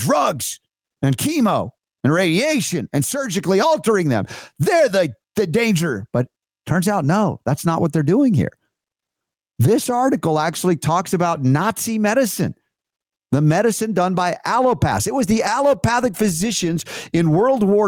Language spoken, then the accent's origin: English; Georgia, United States; also born or lived in the North (US); I grew up in Georgia